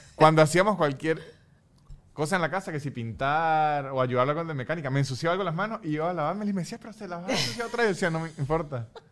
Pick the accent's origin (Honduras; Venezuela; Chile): Venezuela; mi dignidad política como venezolano